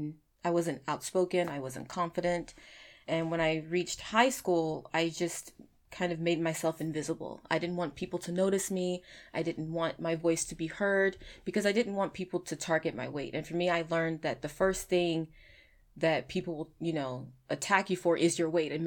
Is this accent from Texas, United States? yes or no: yes; Arlington, Texas, United States; I'm actually from Arlington.